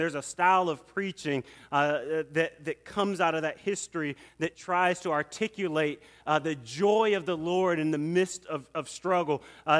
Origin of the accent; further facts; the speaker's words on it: Atlanta, Georgia, United States; And I grew up right here in Atlanta.